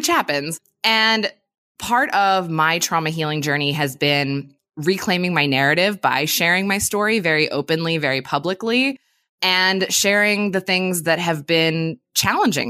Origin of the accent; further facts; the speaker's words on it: Pennsylvania, United States; moved away as an adult; now in California, United States; I grew up in Pennsylvania, which up until recently was a prohibition state. And then I moved to California in 2013